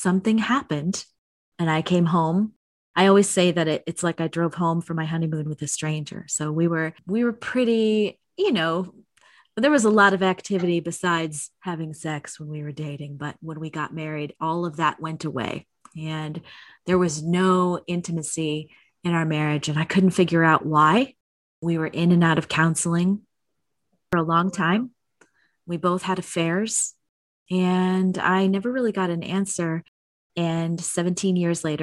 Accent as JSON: {"language": "English", "town": "Chicago", "region": "Illinois", "country": "United States", "tie": "born or raised there", "moved": "yes", "lives_now": "Las Vegas, United States", "said": "I was raised in Chicago where it is ridiculously cold for way too long"}